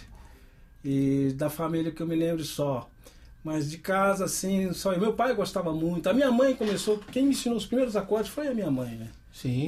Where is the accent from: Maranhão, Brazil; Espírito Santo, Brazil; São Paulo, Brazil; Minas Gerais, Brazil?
Minas Gerais, Brazil; Teófilo Otoni; born or raised there; moved away; also born or lived in Belo Horizonte / Campinas